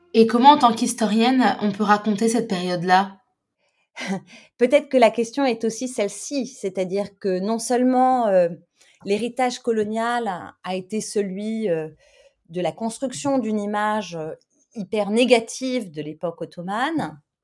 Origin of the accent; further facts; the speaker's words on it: Algeria; je suis pas née en Algérie, mais c'est un peu un hasard. Enfin, j'ai grandi en Algérie